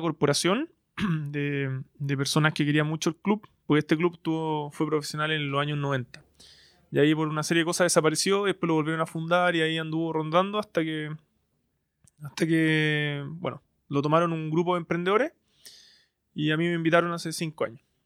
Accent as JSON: {"language": "Spanish", "town": "Santiago", "region": "Santiago Metropolitan Region", "country": "Chile", "said": "Soy un, soy un emprendedor chileno de, Santiago"}